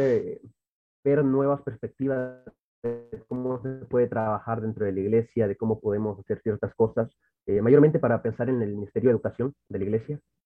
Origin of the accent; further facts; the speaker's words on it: Santa Ana, El Salvador; Soy de El Salvador, exactamente de la ciudad de Santa Ana, donde me he criado prácticamente toda mi vida